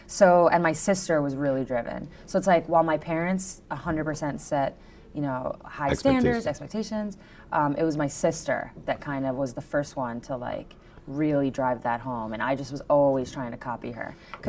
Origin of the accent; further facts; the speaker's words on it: Long Island, New York, United States; I'm from Long Island.